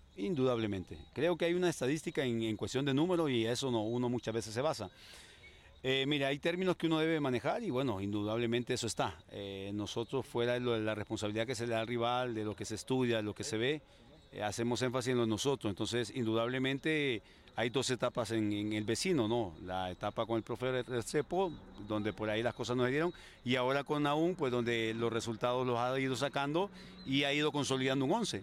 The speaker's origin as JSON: {"language": "Spanish", "town": "Talanga", "region": "Francisco Morazán", "country": "Honduras", "said": "representar a mi pueblo Talanga"}